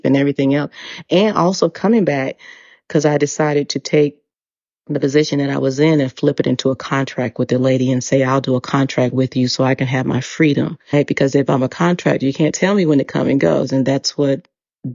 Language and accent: English; United States; first language English; moved away as an adult; also born or lived in Dubai; I am an American. And I said, I'm from the United States. I'm a native English speaker.